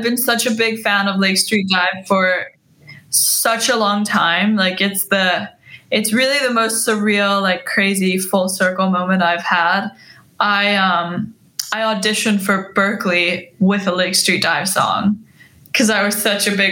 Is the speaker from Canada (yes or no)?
no; Iceland; now in Los Angeles, United States; I was born and raised in Iceland.